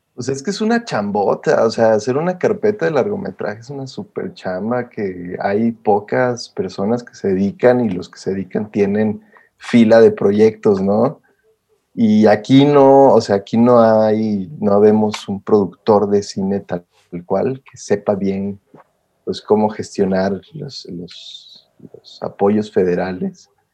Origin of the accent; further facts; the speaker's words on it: Saltillo, Coahuila, Mexico; Soy el único de mi familia que soy de Saltillo